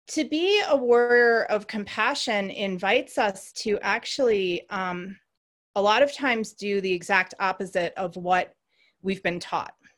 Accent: Racine, Wisconsin, United States; I grew up in Racine, Wisconsin

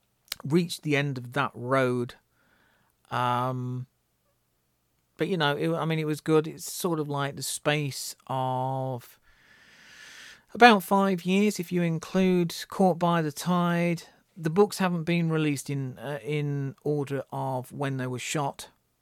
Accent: North East England, United Kingdom; I think they probably resonate with me because I was brought up in the Northeast. My grandparents used to live in Hartlepool, and Hartlepool in the 1980s was pretty much a lot like Glasgow.

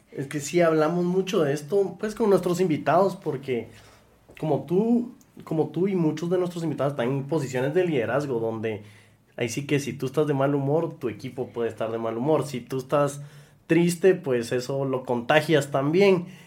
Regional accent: Guatemala; somos guatemaltecos haciendo cosas por Guate

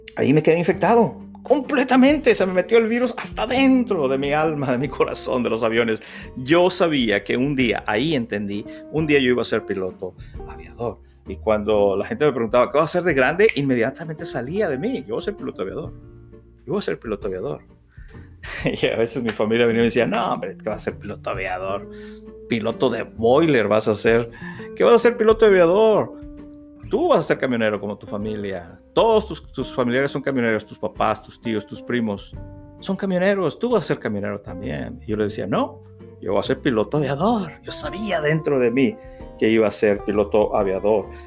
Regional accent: Reynosa, Tamaulipas, Mexico; La ciudad de Reynosa, Tamaulipas, México es mi ciudad natal, es donde nací el 22 de julio de 1966.

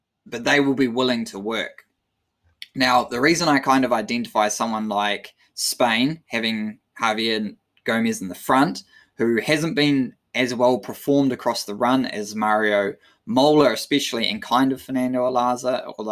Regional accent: New Zealand; as a Kiwi

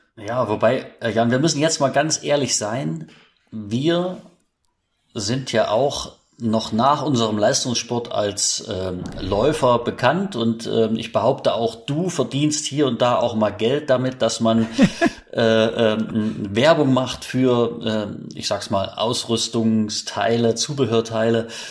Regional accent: Bad Frankenhausen, Thuringia, Germany; mein Vater war selbst äh, Trainer des Trainingszentrums für Leichtathletik in meiner Heimatstadt in Bad Frankenhausen. Das ist ein kleines Örtchen in Thüringen.

